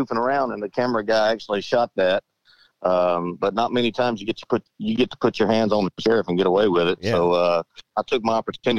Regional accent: Monticello, United States; a little country boy from Monticello

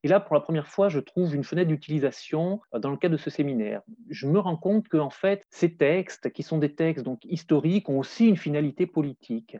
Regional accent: France; je suis français, j'ai euh, travaillé pour essentiel dans un, dans un cadre académique

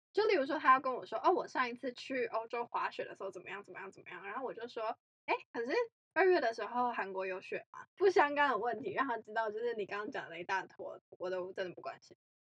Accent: Taiwan; 因为我是台湾人

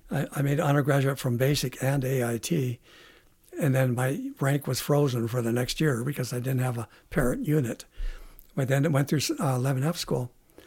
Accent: International Falls, Minnesota, United States; Oh, International Falls.

